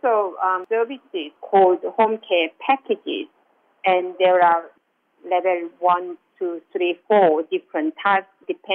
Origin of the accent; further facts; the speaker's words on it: South Korea; now in Australia; I'm from South Korea